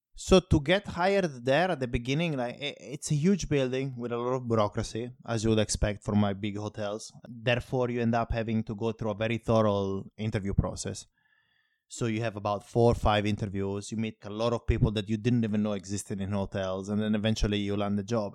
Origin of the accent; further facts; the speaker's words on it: Italy; moved away; In my hometown, for instance, it's like, I come from a very small place. About seven hundred and fifty people live there